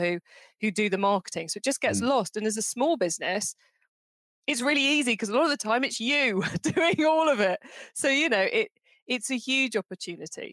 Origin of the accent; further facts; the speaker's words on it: Cornwall, South West England, United Kingdom; I'm from Cornwall.